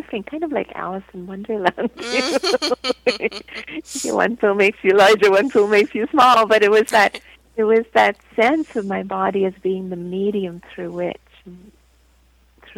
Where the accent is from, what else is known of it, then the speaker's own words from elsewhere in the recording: India; moved away; I was born and raised in India